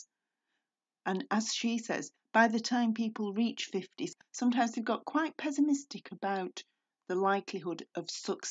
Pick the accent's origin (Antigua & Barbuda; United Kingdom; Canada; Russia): United Kingdom; I'm British